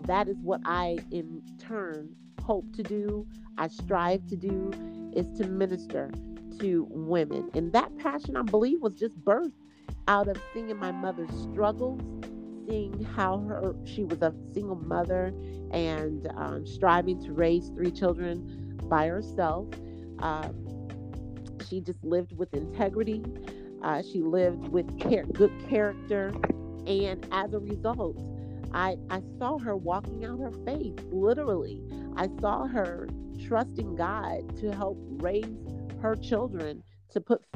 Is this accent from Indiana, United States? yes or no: yes; Indianapolis, Indiana, United States; also born or lived in Michigan; I'm from Indianapolis, Indiana. I was born in Michigan, but raised in Indianapolis